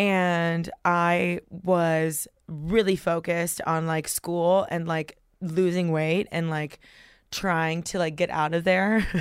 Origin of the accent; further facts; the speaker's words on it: Miami, Florida, United States; I was born and raised in Miami